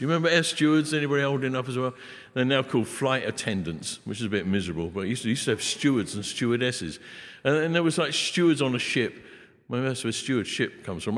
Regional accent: England, United Kingdom; I'm an Englishman, got bad accent

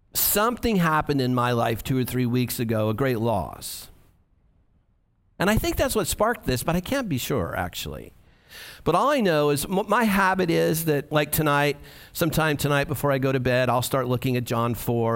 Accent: United States; for us as American evangelicals

